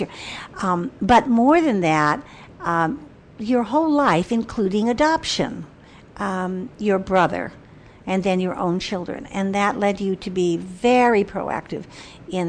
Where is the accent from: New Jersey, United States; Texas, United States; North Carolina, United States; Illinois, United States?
Illinois, United States; Chicago; moved away as an adult; I come from Chicago